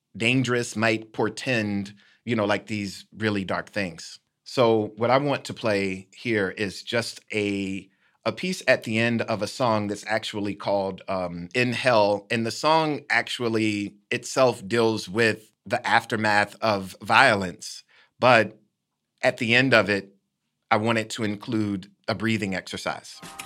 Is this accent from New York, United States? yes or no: no; Decatur, Illinois, United States; my hometown, Decatur, Illinois